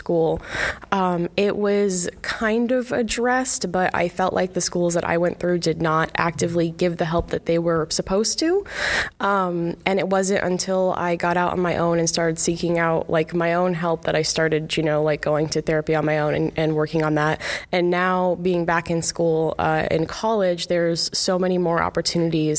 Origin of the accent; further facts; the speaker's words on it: Galesburg, Illinois, United States; I grew up in the Galesburg and Watauga area